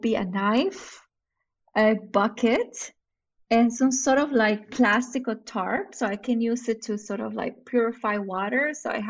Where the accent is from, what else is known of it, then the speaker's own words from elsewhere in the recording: New York, United States; moved away as an adult; also born or lived in Middle East; now in Saudi Arabia; I have been now living in the Middle East for the past 10 years almost. I am originally from New York. My parents are Colombian Venezuelan, so it's a little bit of a mix.